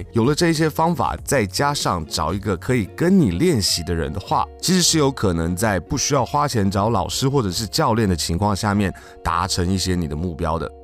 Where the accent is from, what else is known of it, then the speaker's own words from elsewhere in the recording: Taiwan; 只有我们自己台湾人在用而已